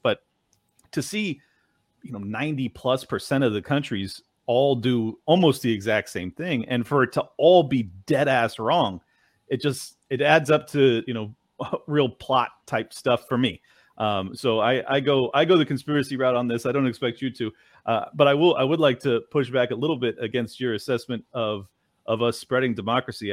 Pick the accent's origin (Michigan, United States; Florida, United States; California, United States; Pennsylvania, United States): California, United States; moved away as an adult; flee my, my home state, which I love so much in California